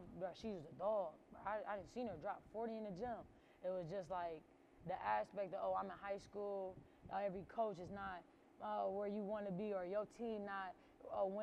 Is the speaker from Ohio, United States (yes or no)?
yes; Cleveland, Ohio, United States; I'm from Cleveland.